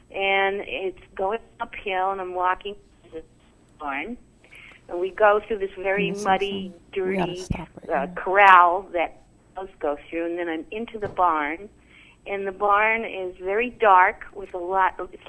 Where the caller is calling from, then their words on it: Omaha, Nebraska, United States; I'm from Omaha, Nebraska.